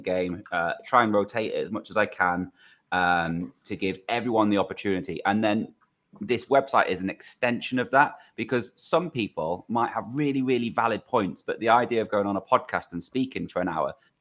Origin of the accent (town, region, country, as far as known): Crewe, North West England, United Kingdom; born or raised there